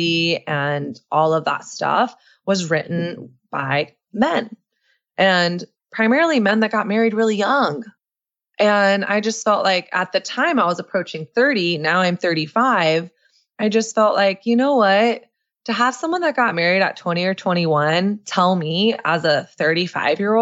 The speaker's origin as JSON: {"language": "English", "area": "the South", "region": "Texas", "country": "United States", "tie": "born or raised there", "also_born_or_lived": "New York", "moved": "as an adult", "said": "me growing up in Southern conservative evangelical culture"}